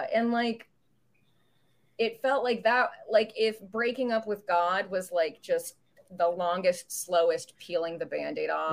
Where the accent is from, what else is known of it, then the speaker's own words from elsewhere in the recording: United States; also born or lived in Canada / Indiana; I'm an American citizen